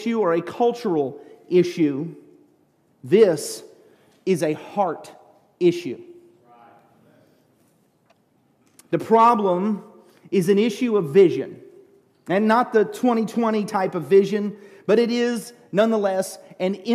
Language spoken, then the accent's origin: English; United States; I was a pastor from America